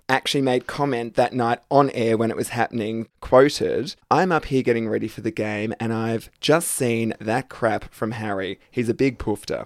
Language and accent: English; Australia; our homophobic Aussie forefathers